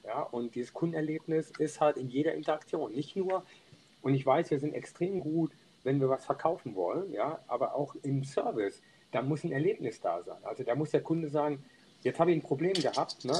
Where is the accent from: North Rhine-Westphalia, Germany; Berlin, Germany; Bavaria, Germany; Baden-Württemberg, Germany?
North Rhine-Westphalia, Germany; Niederau; ich bin groß geworden in Niederau, das ist ein Ort in der Nähe von Düren